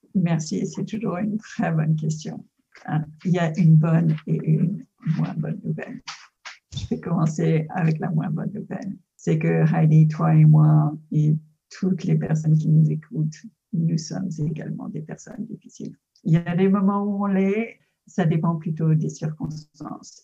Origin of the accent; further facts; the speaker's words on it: United States; French is a second language; moved away; also born or lived in France; Je suis de double nationalité américaine et française.